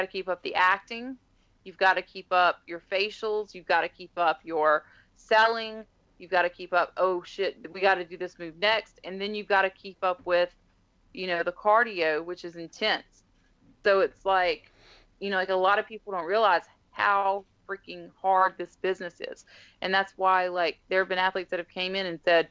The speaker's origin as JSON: {"language": "English", "country": "United States", "said": "I'm an American"}